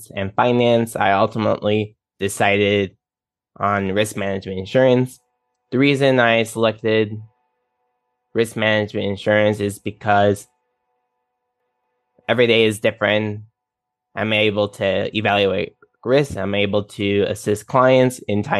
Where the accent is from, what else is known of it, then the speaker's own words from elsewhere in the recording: Chicago, Illinois, United States; also born or lived in Cardiff, Wales; now in Phoenix, United States; I was born and raised in Chicago, Illinois